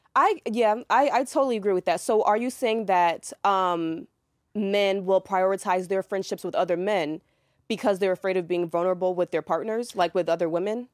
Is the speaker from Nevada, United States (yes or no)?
no; New York, United States; now in Atlanta, United States; I'm from New York. I came to Atlanta